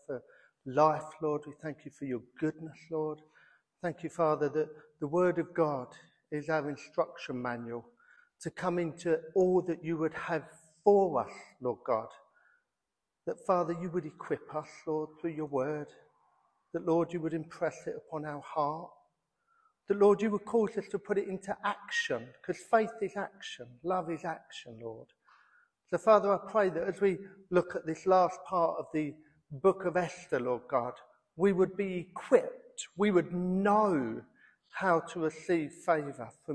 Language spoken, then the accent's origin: English; United Kingdom; we're British and we moan